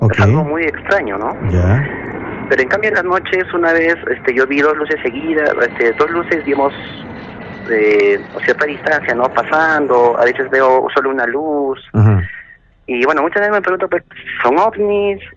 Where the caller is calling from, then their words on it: Puno, Peru; Eh, bueno, yo estoy, … desde la ciudad de Puno.